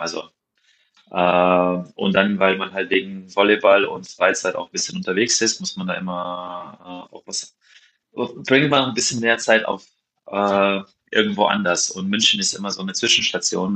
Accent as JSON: {"language": "German", "town": "Maribor", "region": "Drava", "country": "Slovenia", "tie": "born or raised there", "also_born_or_lived": "Hawaii / Sweden / France / Witten", "second_language": "German", "moved": "as an adult", "said": "da ich ja hier aufgewachsen bin in Maribor"}